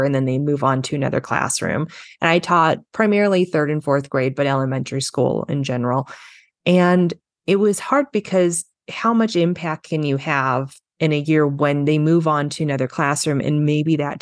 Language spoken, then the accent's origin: English; Los Angeles, California, United States; I grew up in Los Angeles, California